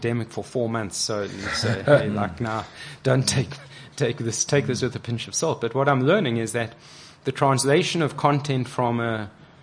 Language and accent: English; South Africa